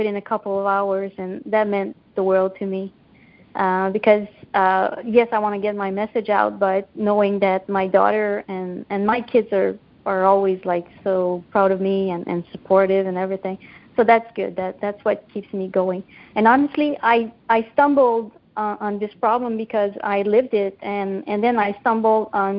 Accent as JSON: {"language": "English", "country": "Canada", "said": "I'm Canadian"}